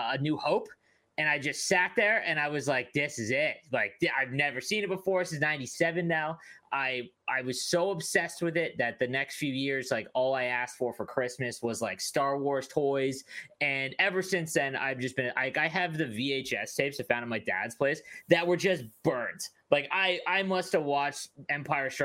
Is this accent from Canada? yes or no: yes; Canada; as a Canadian